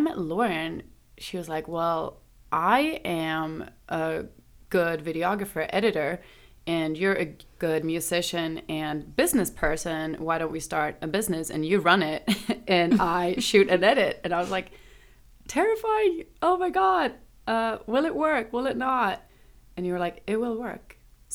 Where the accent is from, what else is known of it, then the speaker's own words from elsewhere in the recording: Stockholm, Stockholm County, Sweden; Stockholm, Sweden